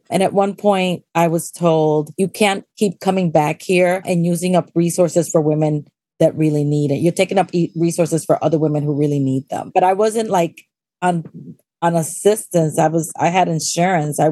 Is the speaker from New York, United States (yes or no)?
yes; New York City, New York, United States; also born or lived in Pittsburgh, Pennsylvania; I've been acting since I was at PS 28 in Washington Heights. I'm one of those Heights girls